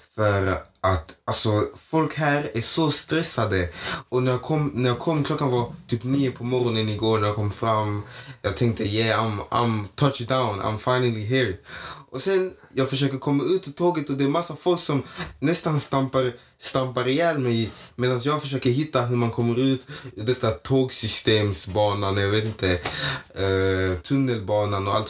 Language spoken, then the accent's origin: Swedish; Malmö, Skåne, Sweden; jag är uppväxt i Nydala i Malmö